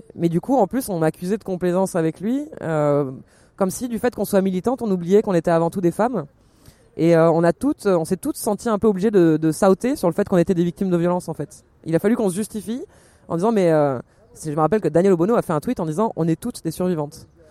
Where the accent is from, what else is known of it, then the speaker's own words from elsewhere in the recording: Marseille, Provence-Alpes-Côte d'Azur, France; je viens de Marseille